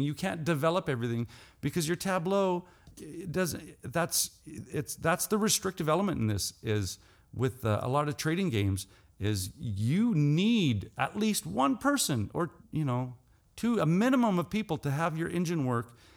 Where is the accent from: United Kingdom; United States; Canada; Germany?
Canada; Saskatchewan; I'm from Saskatchewan, Canada.